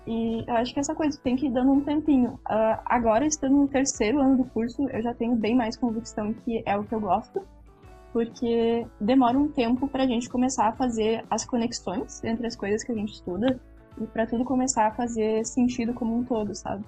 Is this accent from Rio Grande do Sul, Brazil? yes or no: yes; interior of Rio Grande do Sul, Brazil; Eu vim do interior aqui do Rio Grande do Sul